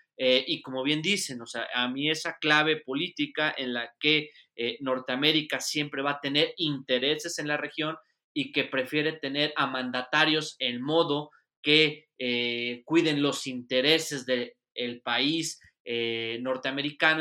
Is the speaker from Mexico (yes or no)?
yes; Mexico; also born or lived in Spain; acá en mi país